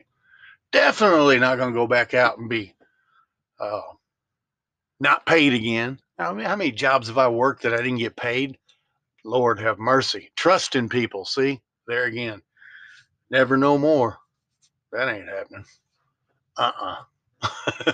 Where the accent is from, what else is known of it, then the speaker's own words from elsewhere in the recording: Memphis, Tennessee, United States; moved away; I'm from Memphis, Tennessee.